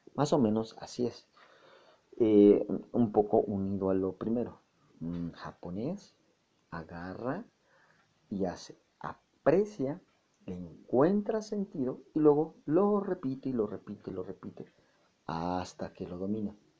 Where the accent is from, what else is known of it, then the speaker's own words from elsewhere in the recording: Mexico; nosotros los mexicanos